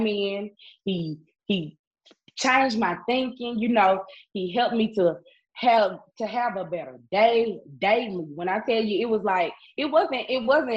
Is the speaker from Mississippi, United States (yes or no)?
yes; Itta Bena, Mississippi, United States; also born or lived in Jackson, Mississippi; I had to move back home to my hometown, Itabena